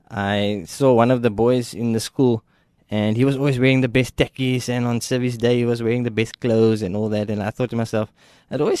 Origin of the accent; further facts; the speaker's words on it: Ruyterwacht, Western Cape, South Africa; so I grew up in Ruyterwacht. Uh, I lived there for, for 21 years.